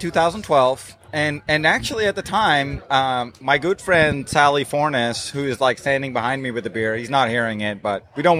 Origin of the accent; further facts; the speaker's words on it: Netherlands; I grew up in Holland, in the Netherlands, just south of Amsterdam.